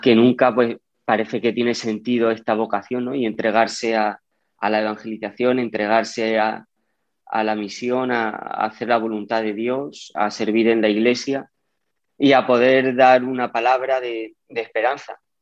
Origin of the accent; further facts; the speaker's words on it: Yecla, Region of Murcia, Spain; yo soy de Yecla y allí la Virgen para nosotros es mucho